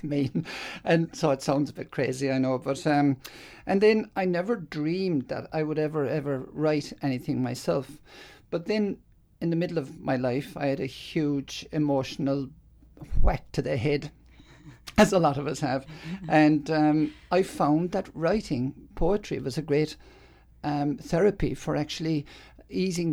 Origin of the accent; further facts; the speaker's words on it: Ireland; now in Australia; I grew up in Ireland, there was lots of, as they call, the troubles in the north